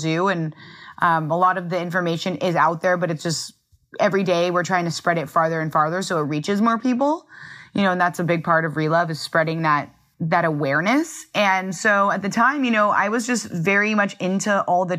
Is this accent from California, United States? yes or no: yes; Los Angeles, California, United States; I grew up in Los Angeles, California